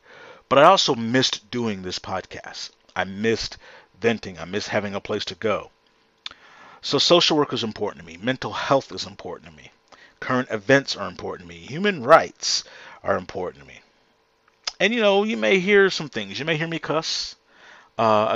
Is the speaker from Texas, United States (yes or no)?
yes; Houston, Texas, United States; right here in my hometown